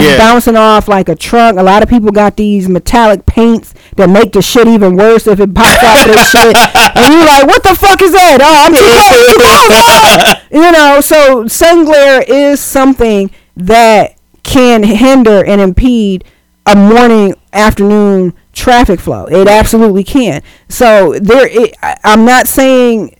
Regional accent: Cleveland, Ohio, United States; I'm a West Sider

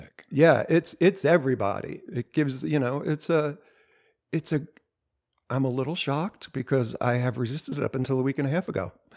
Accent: New Jersey, United States; I'm from South Jersey

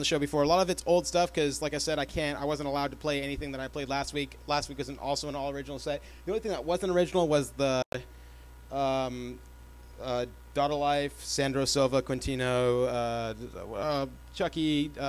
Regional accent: Canada; I'm Canadian. I didn't say I was from Canada. I'm Canadian. I'm French Canadian.

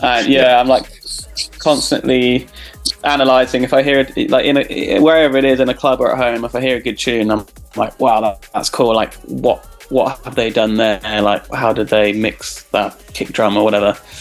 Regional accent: Cambridge, East of England, United Kingdom; I grew up in Cambridge

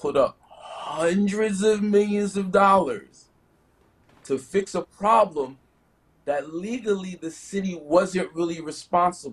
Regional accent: East Orange, New Jersey, United States; moved away as an adult; also born or lived in New York; now in Florida, United States; I'm from East Orange. East Orange, Newark is the same thing. But I've been in New York. I was in New York for like 15 years. I'm in Florida for the last 5-6 years

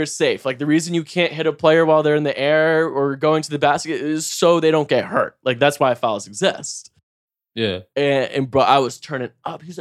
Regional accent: North Carolina, United States; I know a lot about basketball. Like I'm from North

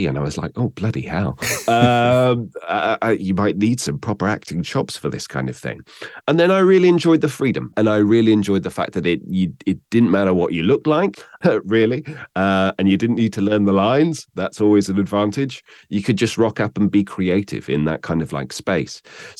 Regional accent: South West England, United Kingdom; A father coming from Bognor Regis and a mother coming from Northern Ireland seem to neutralize my accent, along with an upbringing in Somerset.

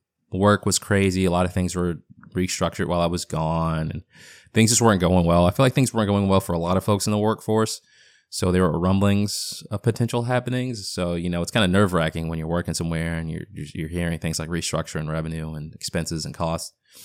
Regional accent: Boston, Massachusetts, United States; accent: half Boston; I know, my half Boston accent comes in every once in a blue moon.

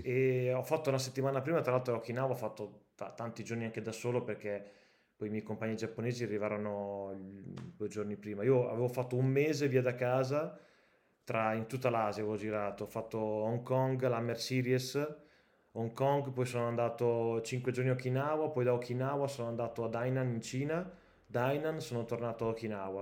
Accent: Cotignola, Emilia-Romagna, Italy; io sono di Cotignola, quindi veramente è un quarto d'ora da casa mia

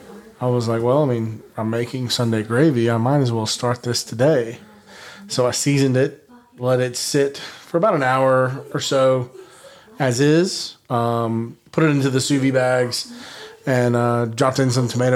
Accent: the South, United States; I'm born and raised in the South.

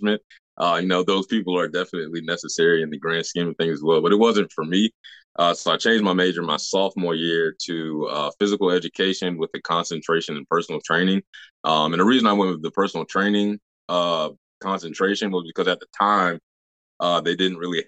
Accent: Virginia, United States; I'm from Toledo, Virginia. Which is right outside of Williamsburg, Virginia

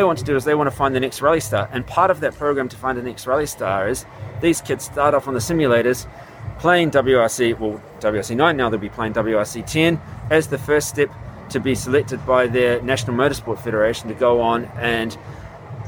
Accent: New Zealand; I grew up in New Zealand

